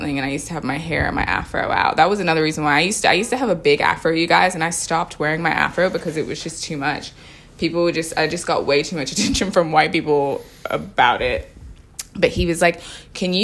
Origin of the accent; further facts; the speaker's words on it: Australia; also born or lived in United States; I grew up in Australia